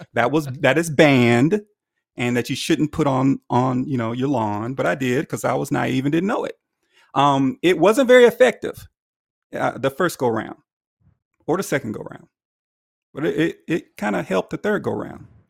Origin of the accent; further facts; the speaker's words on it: Alabama, United States; moved away as an adult; now in Nashville, United States; I originated from Alabama